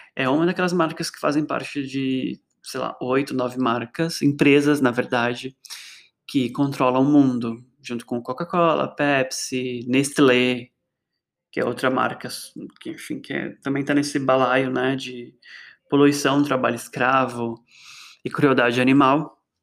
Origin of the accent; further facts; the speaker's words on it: Osasco, São Paulo, Brazil; lá em Osasco, minha terra